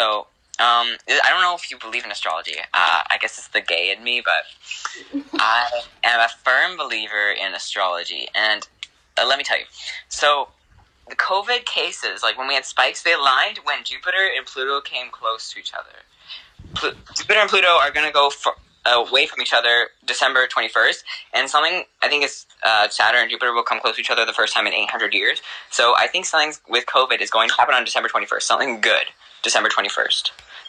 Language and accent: English; New Brunswick, Canada; moved away; also born or lived in Alberta; I'm French. I'm from New Brunswick.